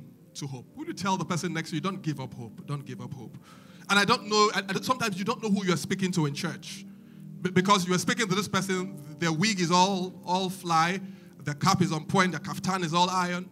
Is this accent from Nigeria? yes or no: yes; Nigeria; As a Nigerian